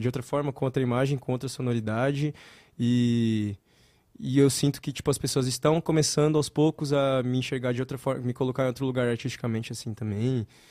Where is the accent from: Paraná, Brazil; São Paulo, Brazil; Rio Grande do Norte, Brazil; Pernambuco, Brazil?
São Paulo, Brazil; moved away; Eu sou daqui de São Paulo.